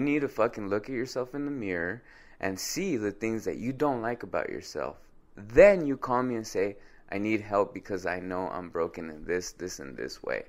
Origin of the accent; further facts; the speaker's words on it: Compton, California, United States; I grew up in Compton